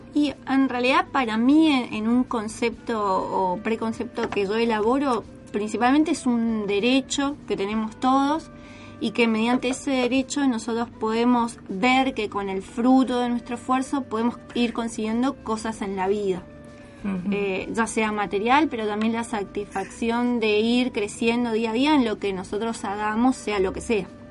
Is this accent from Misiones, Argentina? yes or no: yes; Posadas, Misiones, Argentina; moved away as an adult; also born or lived in Santo Tomé, Corrientes; now in San Fernando, Argentina; soy de Misiones, de Posadas